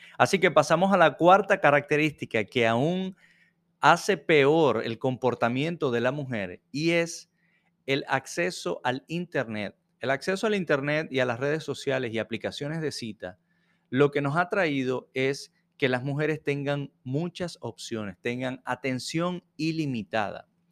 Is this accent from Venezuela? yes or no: yes; Venezuela; now in Jacksonville, United States; Soy venezolano y vivo en Jacksonville, Florida